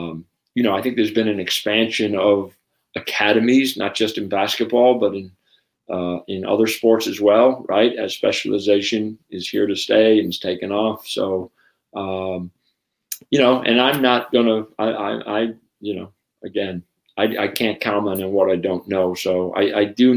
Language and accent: English; United States; I'm an American